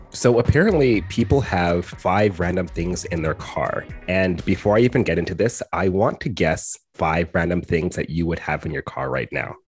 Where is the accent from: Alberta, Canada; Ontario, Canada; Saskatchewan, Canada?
Alberta, Canada; Edmonton; I grew up in Edmonton and West Edmonton Mall